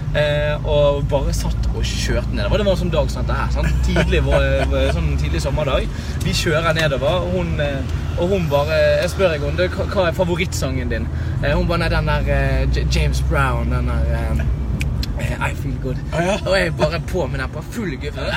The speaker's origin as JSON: {"language": "Norwegian", "town": "Bergen", "region": "Vestland", "country": "Norway", "said": "jeg er fra Bergen"}